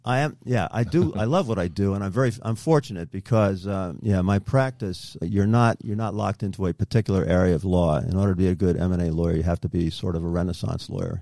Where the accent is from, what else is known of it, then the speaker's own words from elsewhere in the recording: Cranford, New Jersey, United States; I grew up in New Jersey, in Cranford, New Jersey